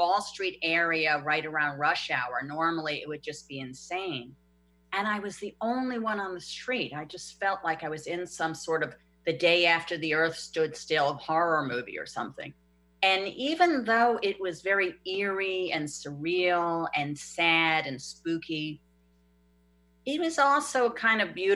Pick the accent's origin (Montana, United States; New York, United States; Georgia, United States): New York, United States; I'm a New Yorker